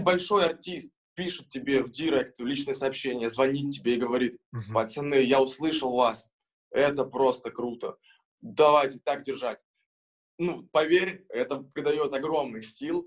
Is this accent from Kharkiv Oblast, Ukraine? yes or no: no; Kurakhove, Donetsk Oblast, Ukraine; now in Kazan, Russia; мы очень помним э, свой родной город Курахово, откуда мы родом. Это город Донецкой области